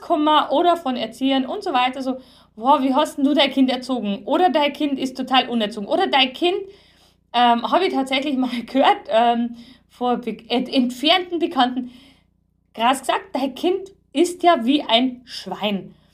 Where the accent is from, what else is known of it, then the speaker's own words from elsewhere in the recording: Bavaria, Germany; bei uns in Bayern